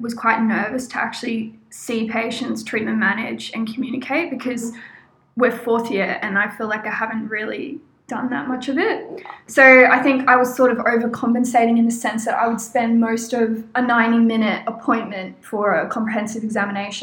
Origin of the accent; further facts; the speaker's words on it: Australia; moved away as an adult; now in Brisbane, Australia; I grew up in the country before moving